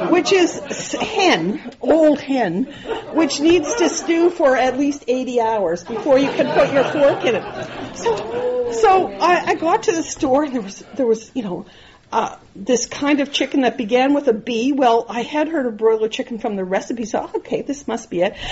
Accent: Nova Scotia, Canada; I grew up in Nova Scotia

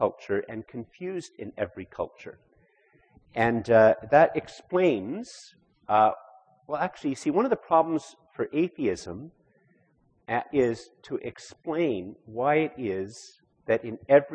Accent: Canada; we have as Canadian Christians

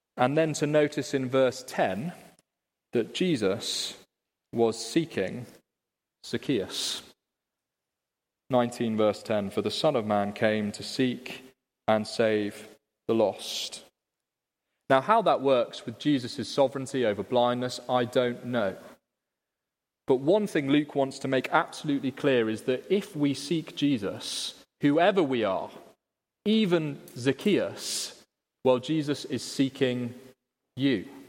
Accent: Liverpool, North West England, United Kingdom; In my city, Liverpool, which of course you can all tell by my accent

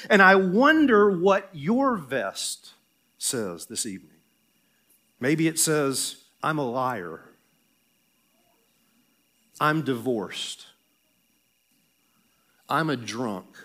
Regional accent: the South, United States; I'm going to preach like I'm in the South because I'm from the South.

